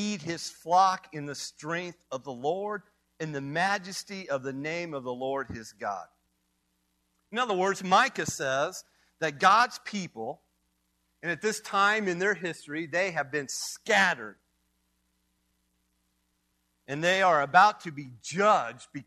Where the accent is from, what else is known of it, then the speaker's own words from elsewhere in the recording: Kiowa, Kansas, United States; now in Kansas City, United States; I came forth from Kiowa, Kansas